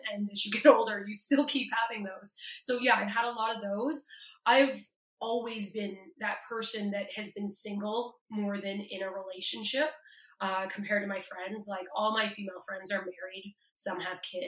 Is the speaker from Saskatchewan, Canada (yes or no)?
no; Toronto, Ontario, Canada; I'm from Toronto